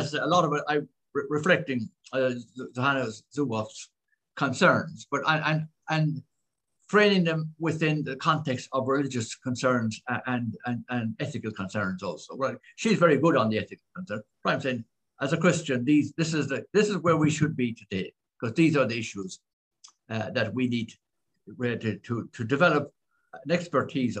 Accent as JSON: {"language": "English", "country": "Ireland", "also_born_or_lived": "Philippines", "said": "as an Irish person"}